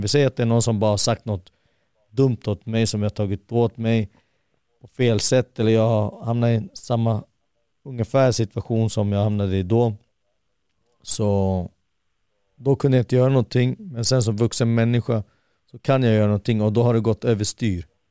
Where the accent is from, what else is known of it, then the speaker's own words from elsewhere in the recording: Haninge, Stockholm County, Sweden; Södra Stockholm, Jordbro i Haninge kommun.